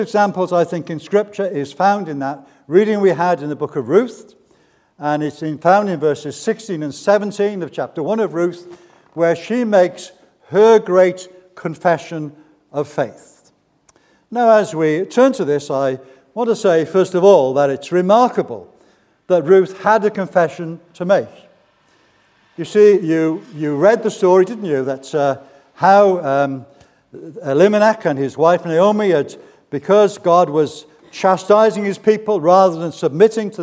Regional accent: Barry, Wales, United Kingdom; I was brought up in Barry, that famous town just down the road.

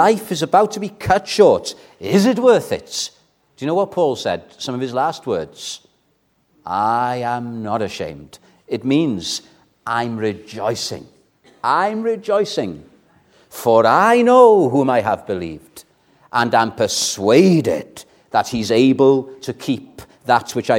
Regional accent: Welsh, Wales, United Kingdom; I'm Welsh

